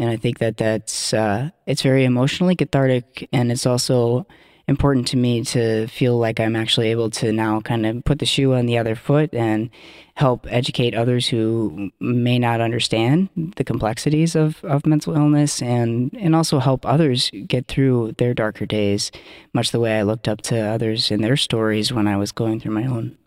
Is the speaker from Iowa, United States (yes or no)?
yes; Iowa, United States; also born or lived in Twin Cities, Minnesota; now in Minneapolis, United States; I'm originally from Iowa, but have been living here in the Twin Cities since two thousand one